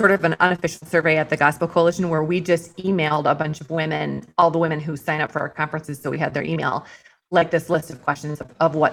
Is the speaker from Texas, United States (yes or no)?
no; Iowa, United States; moved away as an adult; also born or lived in Chicago; I grew up in Iowa in the cornfields